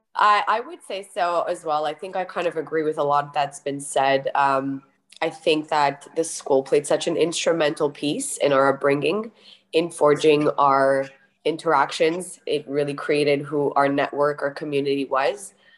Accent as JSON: {"language": "English", "town": "Montreal", "region": "Quebec", "country": "Canada", "said": "from Montreal, wherever you find yourself already being a Canadian"}